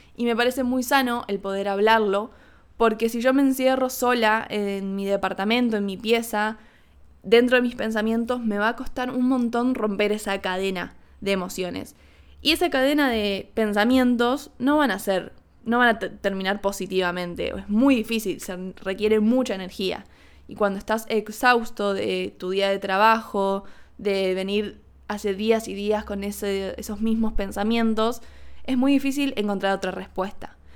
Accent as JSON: {"language": "Spanish", "country": "Argentina", "tie": "born or raised there", "moved": "as an adult", "said": "no estuve viviendo en Argentina, que es mi país natal"}